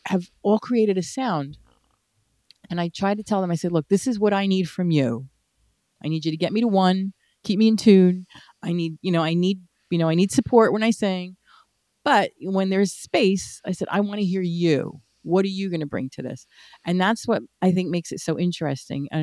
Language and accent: English; New Jersey, United States; now in Memphis, United States; I'm American. I was born and raised here